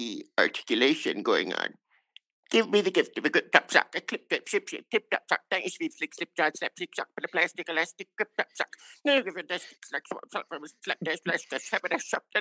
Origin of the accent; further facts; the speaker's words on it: New York, United States; now in Arizona, United States; because I am a New Yorker